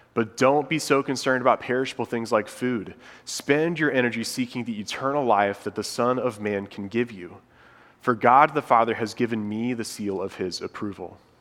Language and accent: English; Indiana, United States; moved away as an adult; now in Charlotte, United States; my wife and I, Molly, we're from Indiana and we've been here in Charlotte for about six years now